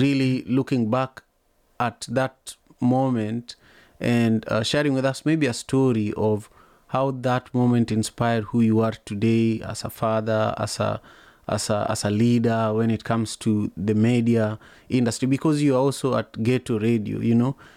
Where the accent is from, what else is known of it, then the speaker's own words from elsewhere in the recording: Manyatta, Kisumu County, Kenya; growing up in Manyatta